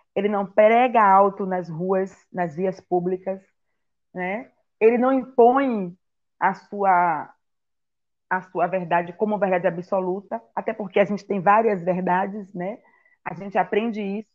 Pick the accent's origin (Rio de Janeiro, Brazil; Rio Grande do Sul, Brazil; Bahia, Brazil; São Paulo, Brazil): Bahia, Brazil; Salvador; also born or lived in Itaparica Island; eu nasci aqui em Salvador e fui para a ilha de Taparica, que era que é a terra natal da minha mãe